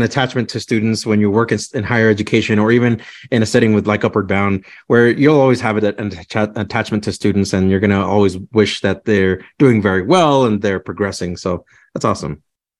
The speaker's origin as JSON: {"language": "English", "town": "Clovis", "region": "New Mexico", "country": "United States", "moved": "yes", "lives_now": "Fort Collins, United States", "said": "I was from New Mexico, over from the Clovis Portales area. My mom still lives over there, and it takes about 12 hours to drive from Fort Collins all the way to Clovis, New Mexico. And I tell my friends here in Fort Collins, like, oh, I'm from Clovis"}